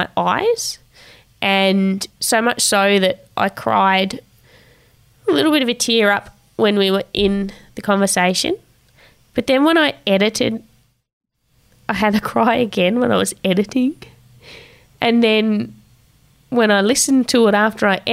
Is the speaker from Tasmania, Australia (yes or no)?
yes; Tasmania, Australia; She was in Tassie at the time of filming the video, which is my hometown